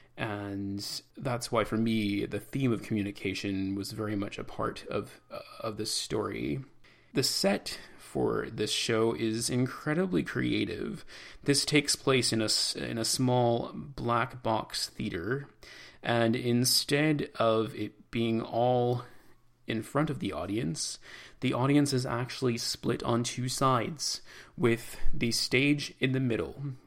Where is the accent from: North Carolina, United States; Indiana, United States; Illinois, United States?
Illinois, United States; Chicago; moved away; I'm a Chicagoan